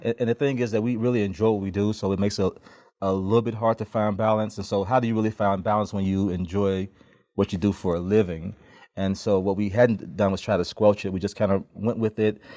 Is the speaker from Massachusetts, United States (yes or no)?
no; Memphis, Tennessee, United States; also born or lived in Chattanooga; now in Atlanta, United States; I grew up in Memphis